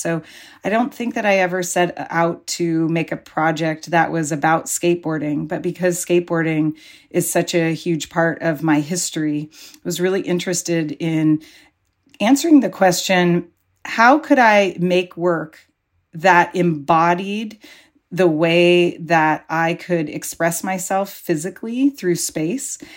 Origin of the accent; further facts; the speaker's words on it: Pacifica, California, United States; when I was growing up in Pacifica